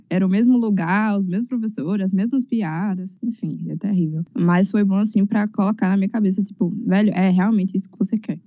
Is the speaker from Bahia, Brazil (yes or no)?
yes; Paulo Afonso, Bahia, Brazil; Eu sou de Paulo Afonso